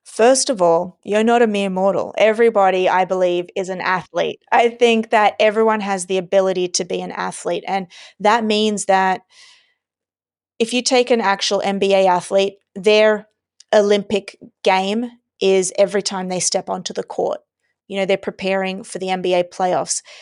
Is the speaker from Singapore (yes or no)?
no; Australia; I was born and raised in Australia